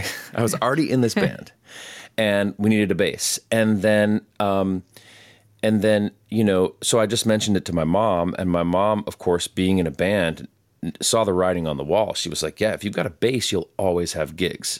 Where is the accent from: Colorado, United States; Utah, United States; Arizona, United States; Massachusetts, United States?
Colorado, United States; Palmer Lake; moved away as an adult; also born or lived in Durango, Colorado; now in Western North Carolina, United States; I was raised on the Front Range, like an hour south of Denver, a little town called Palmer Lake